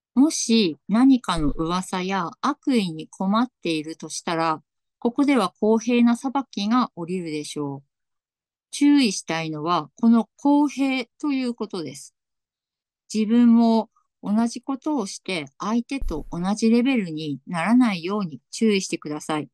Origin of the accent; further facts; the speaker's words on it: Tsugaru, Aomori, Japan; accent: Tsugaru dialect; ちょっとなんか今日津軽弁が、 津軽弁が出るかもしれません